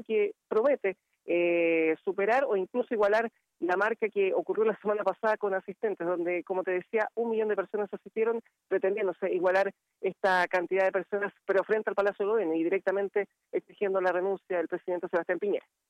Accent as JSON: {"language": "Spanish", "country": "Chile", "said": "acá en Santiago"}